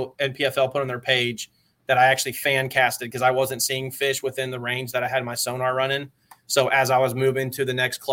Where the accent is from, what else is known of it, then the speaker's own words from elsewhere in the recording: Cumming, Georgia, United States; I grew up in Georgia